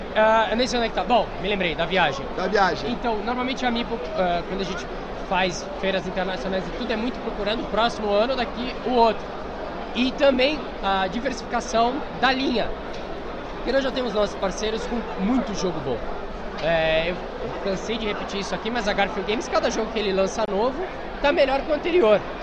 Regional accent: Baixada Santista, São Paulo, Brazil; eu sou da Baixada Santista, então eu sou eu sou um carioca só que com paulista

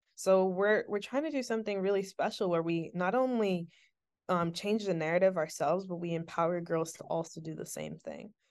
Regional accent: Syracuse, New York, United States; I was a kid from Syracuse with an iPad and a dream

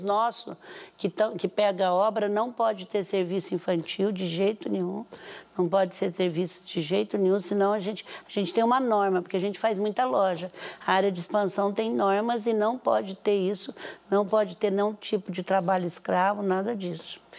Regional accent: Brazil; eu estou falando como brasileiro, brasileira agora

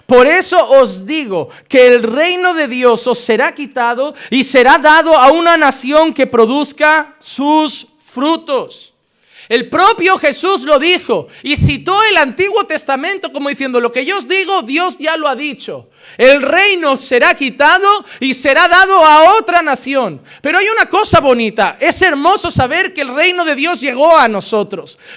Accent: Barcelona, Catalonia, Spain; born there; Yo sé que nací en Barcelona, o eso me dijeron.

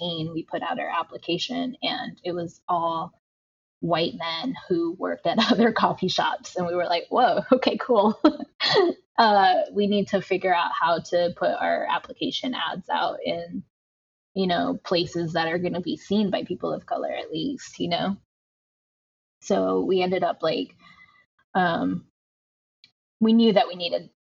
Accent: Tijuana, Baja California, Mexico; now in United States; growing up in Tijuana and like being able to get like fresh churros by a street vendor and moving to the United States

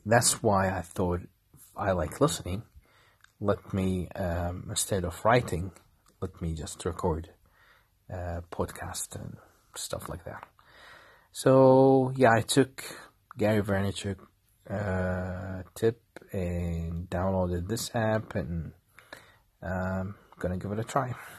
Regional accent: Kuwait; I'm from Kuwait.

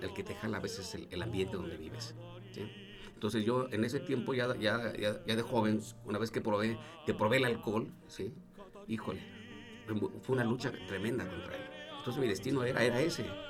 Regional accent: Salamanca, Guanajuato, Mexico; moved away as an adult; also born or lived in Mexico City, Mexico; yo me fui de aquí de, de Salamanca, a los 23 años.

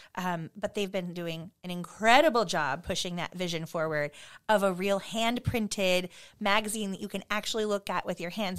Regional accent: Post Falls, Idaho, United States; also born or lived in Southern California; now in Spokane, United States; I came up here when I was ten. And, um, our family, my dad's job relocated to, you know, s, Post Falls, Idaho

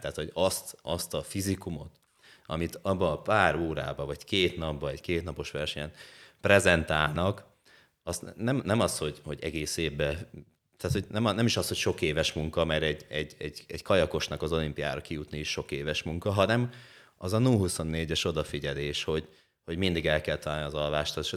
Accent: Hajdúböszörmény, Hajdú-Bihar, Hungary; also born or lived in Eger; Egerből, Egerből hazaköltöztem Böszörménybe

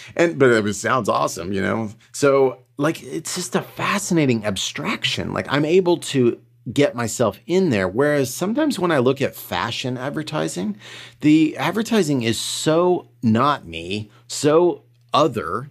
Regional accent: Colorado, United States; I grew up in Colorado

